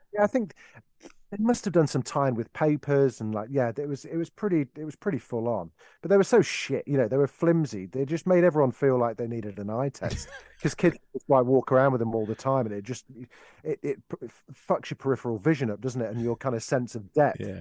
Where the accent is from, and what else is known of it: Derby, East Midlands, United Kingdom; born or raised there